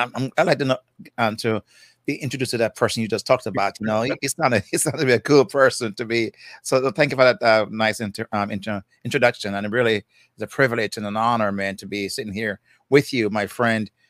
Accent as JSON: {"language": "English", "country": "Jamaica", "accent": "Jamaican", "said": "I'm from Jamaica, so that's I call myself the, Jamaican guy"}